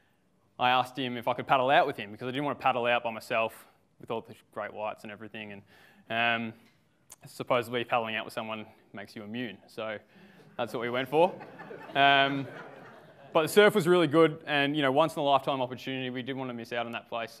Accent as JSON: {"language": "English", "region": "Victoria", "country": "Australia", "moved": "as an adult", "lives_now": "Sunshine Coast, Australia", "said": "I'm from the Sunshine Coast. Actually, not always from the Sunshine Coast, from Victoria"}